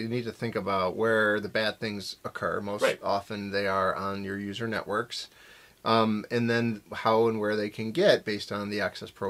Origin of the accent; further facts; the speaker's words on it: Buffalo, New York, United States; I'm from Buffalo.